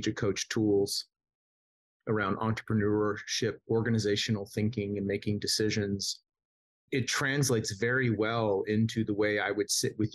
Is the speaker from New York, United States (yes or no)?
no; Southern California, United States; I grew up in Southern California